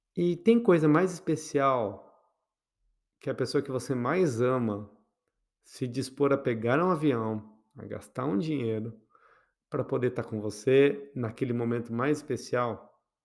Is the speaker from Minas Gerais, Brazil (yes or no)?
no; Botucatu, São Paulo, Brazil; quando eu era criança, lá em Botucatu, então imagine uma criança, bichinha, numa cidade pequena